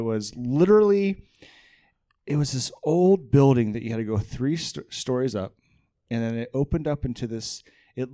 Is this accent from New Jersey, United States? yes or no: no; Arizona, United States; I'm from Arizona